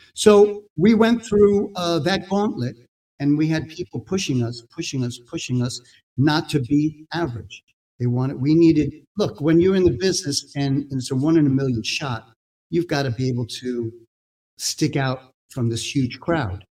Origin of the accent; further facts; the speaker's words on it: New York City, New York, United States; I was a kid growing up in Brooklyn